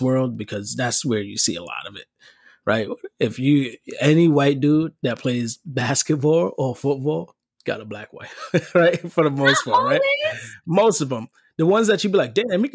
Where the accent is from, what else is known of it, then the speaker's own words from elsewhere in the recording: New York City, New York, United States; I'm from the Bronx and I didn't start meeting adult white people, like even people of my age, white, until I got to high school. There's no white people in my neighborhood